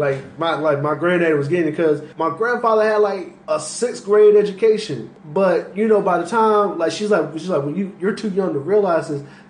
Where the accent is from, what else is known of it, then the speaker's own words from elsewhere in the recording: Jacksonville, Florida, United States; I'm from Jacksonville